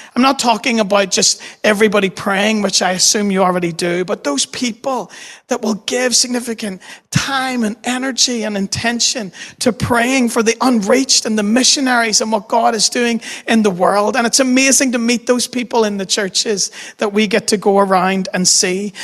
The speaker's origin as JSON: {"language": "English", "town": "Dundonald", "region": "Northern Ireland", "country": "United Kingdom", "tie": "born or raised there", "also_born_or_lived": "New York City", "said": "I grew up in Dundonald"}